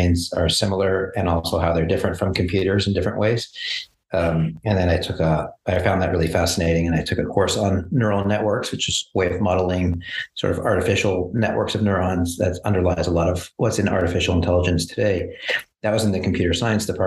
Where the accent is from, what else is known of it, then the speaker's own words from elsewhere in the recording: Montreal, Quebec, Canada; moved away; also born or lived in Kingston, Ontario / San Diego; I grew up in Montreal.